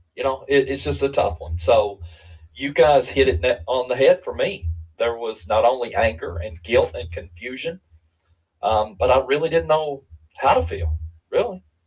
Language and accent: English; Eastern Kentucky, United States; being from a different culture, I'm from Eastern Kentucky